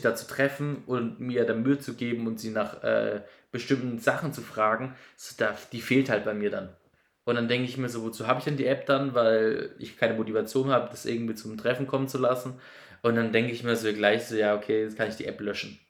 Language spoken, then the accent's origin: German; near Baden-Baden, Baden-Württemberg, Germany; ich komme aus in der Nähe von Baden-Baden